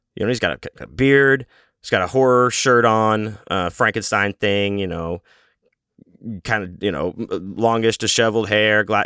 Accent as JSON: {"language": "English", "town": "Houston", "region": "Texas", "country": "United States", "said": "I'm from Houston, Texas"}